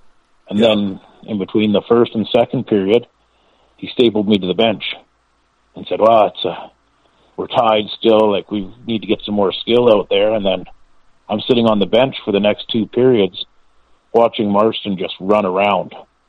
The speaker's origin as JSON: {"language": "English", "region": "Quebec", "country": "Canada", "said": "because I came from Quebec where we were taking our own off."}